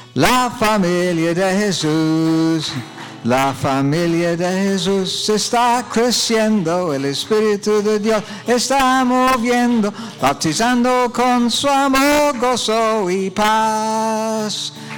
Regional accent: Oxford, South East England, United Kingdom; Spanish is a second language; moved away; Yo soy de Oxford Inglaterra

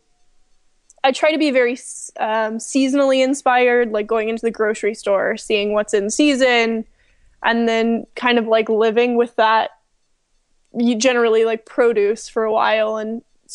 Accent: the South, United States; moved away; also born or lived in Southern California; I was born and raised in the South

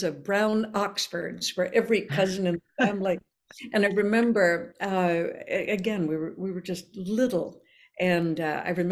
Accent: Minneapolis, Minnesota, United States; first language Norwegian; English is a second language; also born or lived in Robbinsdale, Minnesota; where I grew up in Minneapolis, I think it was a suburb of Oslo

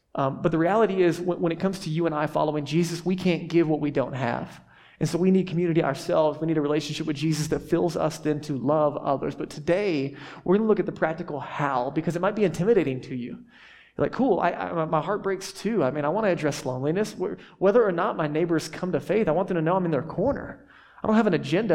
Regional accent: the South, United States; I grew up in the South

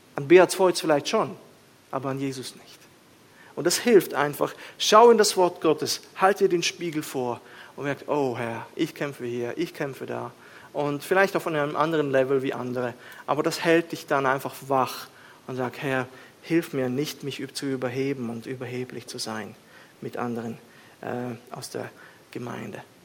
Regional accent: Switzerland

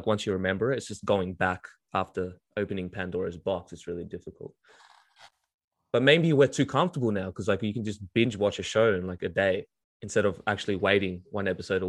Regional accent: Melbourne, Victoria, Australia; Because I grew up in Australia, so we, dude, especially in Melbourne, it's

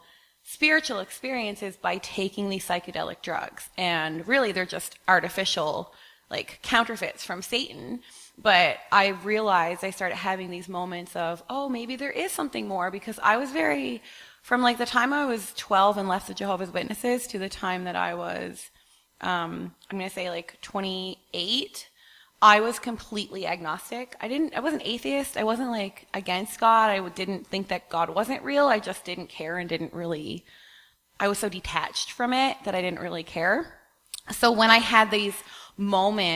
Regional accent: Newfoundland and Labrador, Canada; I grew up on the East Coast in Newfoundland.

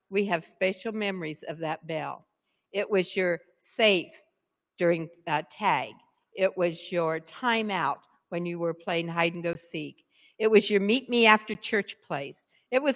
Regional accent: United States; I did have the privilege of growing up in Bachelor Creek. I grew up just a couple miles down the road on 200 North.

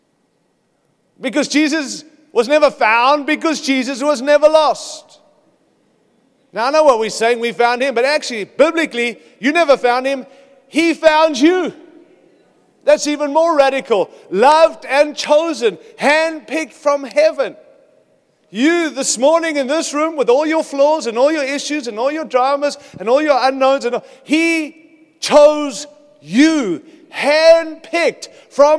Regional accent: United States; I come from America

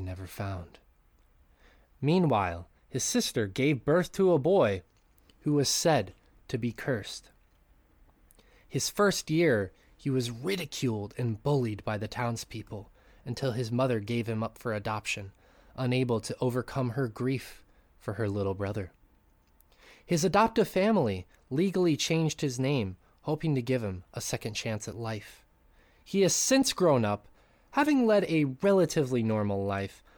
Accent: Great Falls, United States; moved away; back in Great Falls in my hometown

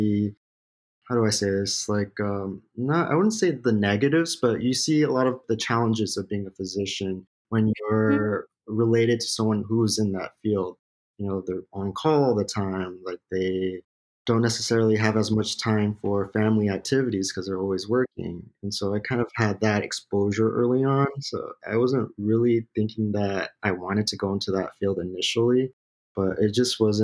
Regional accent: West Covina, California, United States; I'm originally from West Covina, California

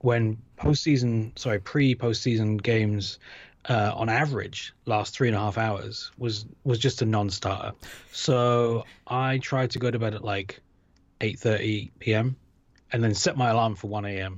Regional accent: United Kingdom; I grew up in Britain

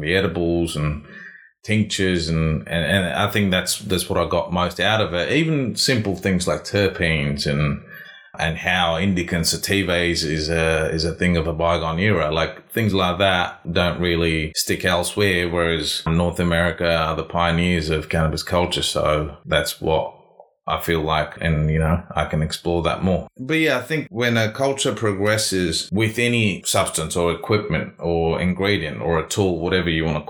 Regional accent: South India, India; moved away as an adult; also born or lived in Australia / Vancouver; I was born and raised in South India.

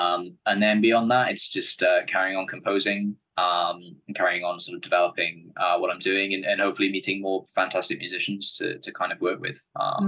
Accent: Cardiff, Wales, United Kingdom; Yeah, I was born in Cardiff. I've been here my whole life, and I think plan to stay here.

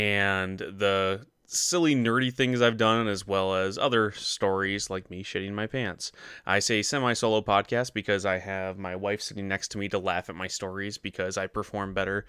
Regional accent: Michigan, United States; I grew up in Northern Michigan. There was nothing else to do but watch TV.

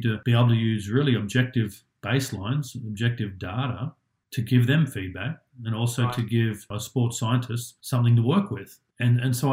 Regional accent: Australia; moved away as an adult; also born or lived in United States / Japan; I grew up in Australia

